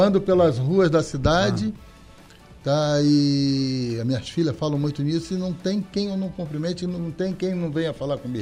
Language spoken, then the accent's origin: Portuguese; Rio de Janeiro, Brazil; Eu sou do centro do Rio de Janeiro. Eu nasci na Rua das Laranjeiras.